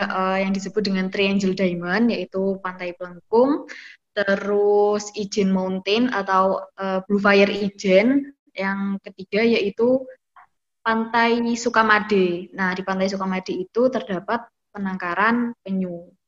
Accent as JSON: {"language": "Indonesian", "town": "Banyuwangi", "region": "East Java", "country": "Indonesia", "said": "tetapi di daerah saya sendiri yaitu Banyuwangi itu tidak menyurutkan pemerintah untuk melakukan pengembangan destinasi pariwisata"}